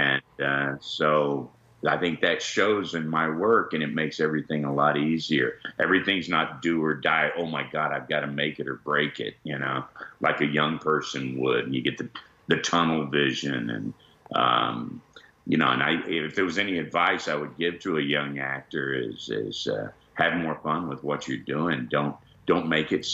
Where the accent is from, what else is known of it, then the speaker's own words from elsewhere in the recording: Texas, United States; I grew up in Texas